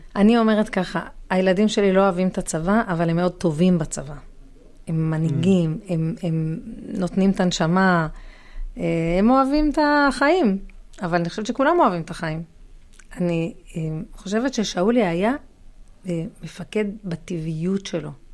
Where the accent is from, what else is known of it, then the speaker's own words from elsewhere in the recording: Ra'anana, Central District, Israel; אנחנו מרעננה